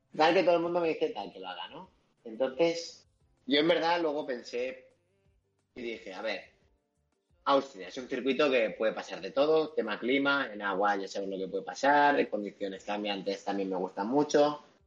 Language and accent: Spanish; Madrid, Community of Madrid, Spain; yo soy de Madrid